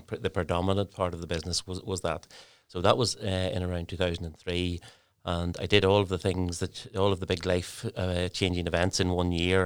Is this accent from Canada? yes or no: no; Lurgan, Northern Ireland, United Kingdom; moved away as an adult; now in Newry, United Kingdom; originally I'm from Largan in County Armagh.